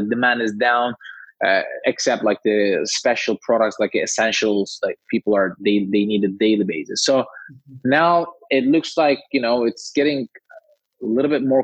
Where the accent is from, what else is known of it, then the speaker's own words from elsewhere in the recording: Istanbul, Turkey; moved away; I'm originally from Turkey, Istanbul